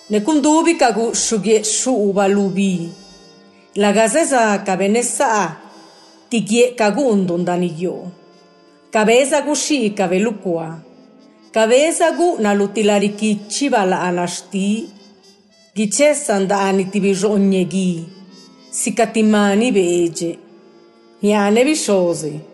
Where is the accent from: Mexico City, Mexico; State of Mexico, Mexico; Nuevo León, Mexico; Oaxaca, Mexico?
Oaxaca, Mexico; Juchitán; born there; Nací en Juchitán, Oaxaca. Hablo y escribo en lengua nube.